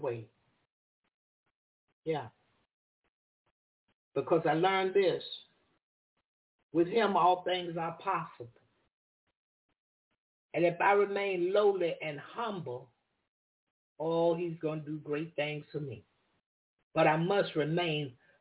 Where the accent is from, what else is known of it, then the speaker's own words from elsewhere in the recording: the South, United States; I'm from the South